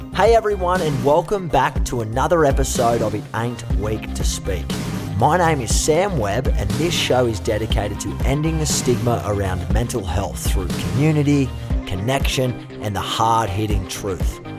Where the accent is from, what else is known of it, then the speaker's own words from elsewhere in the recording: Australia; as an Aussie